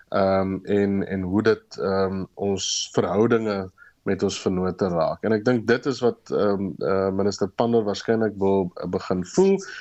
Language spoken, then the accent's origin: Afrikaans; South Africa